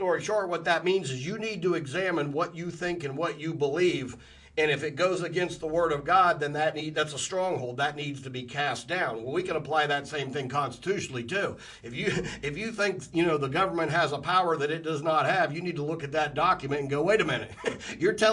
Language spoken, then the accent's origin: English; Columbus, Ohio, United States; raised in Columbus, Ohio in the 80s